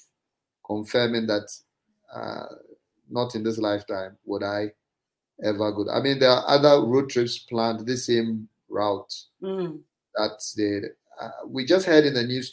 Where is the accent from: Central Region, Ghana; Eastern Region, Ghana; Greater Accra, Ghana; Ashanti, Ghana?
Eastern Region, Ghana; Mamfe; I grew up in Manfe, in the Eastern region